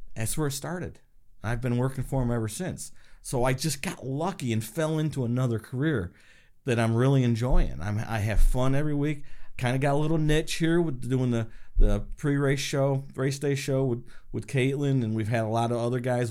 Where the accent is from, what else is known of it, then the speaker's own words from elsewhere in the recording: Chemung, New York, United States; also born or lived in Elmira, New York; I was born in Elmira, raised in Chemung